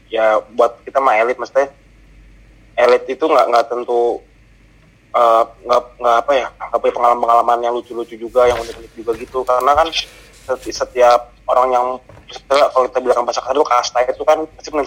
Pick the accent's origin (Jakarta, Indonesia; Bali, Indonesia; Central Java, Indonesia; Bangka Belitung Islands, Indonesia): Jakarta, Indonesia; born there; gue tuh lahir di Jakarta cuman gue pernah tinggal di luar Jakarta juga